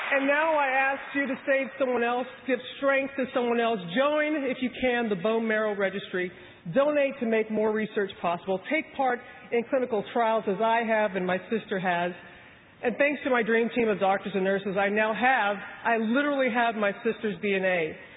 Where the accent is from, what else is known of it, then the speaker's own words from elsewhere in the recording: Mississippi, United States; a little girl growing up in Mississippi